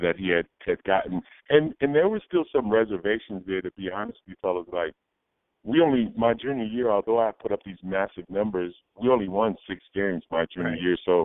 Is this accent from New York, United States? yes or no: no; Old Saybrook, Connecticut, United States; I came from a small town, small high school